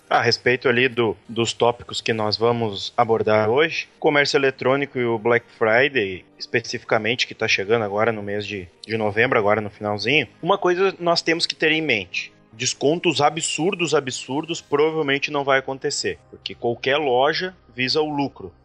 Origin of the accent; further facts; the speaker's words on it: Brazil; aqui da nossa cidade, aqui da minha terra